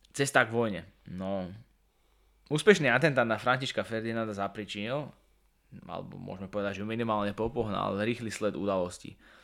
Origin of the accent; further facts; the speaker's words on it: Slovakia; ja som hrdý Slovák